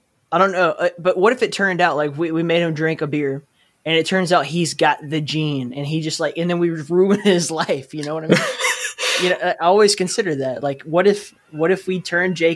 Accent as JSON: {"language": "English", "region": "Alabama", "country": "United States", "said": "I'm from Alabama, and so, like, my dad chewed tobacco"}